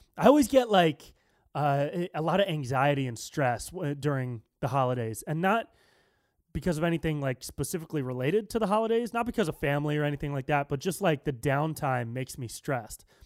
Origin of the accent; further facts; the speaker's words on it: Davis, California, United States; moved away; I'm from Northern California. I'm, I, I was born and raised in Davis